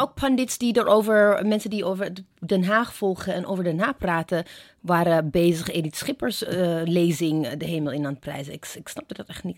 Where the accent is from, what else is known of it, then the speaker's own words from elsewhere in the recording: Ethiopia; now in Netherlands; ik ben in Ethiopië opgegroeid